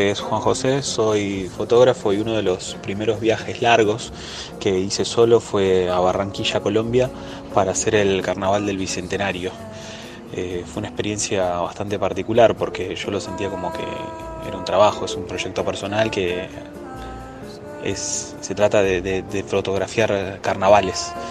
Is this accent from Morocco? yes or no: yes; Morocco; soy marroquí y tengo 23 años.